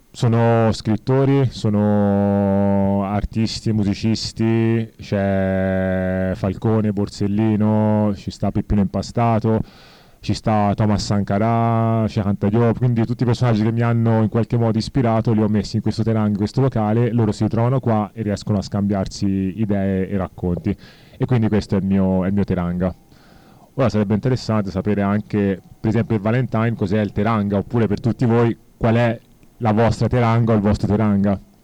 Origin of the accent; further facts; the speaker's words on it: Senegal; now in Italy; io infatti sono senegalese, però beh, vivo in Italia da ormai 30 anni